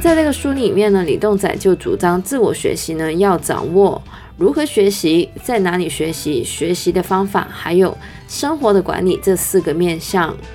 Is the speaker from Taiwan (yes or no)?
no; Canada; now in Hong Kong; 虽然呢我是加拿大人